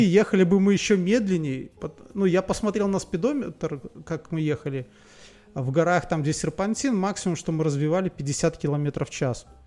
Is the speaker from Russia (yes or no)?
no; Belarus; я из Беларуси.